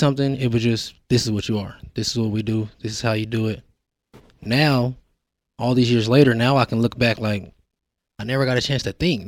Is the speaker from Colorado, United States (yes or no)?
yes; Denver, Colorado, United States; born and raised in Denver, Colorado